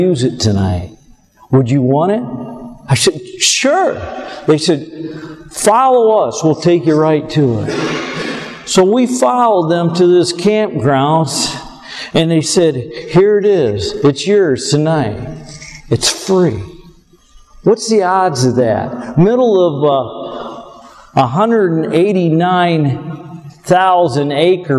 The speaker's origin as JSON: {"language": "English", "region": "Michigan", "country": "United States", "said": "an old country hick here from Michigan"}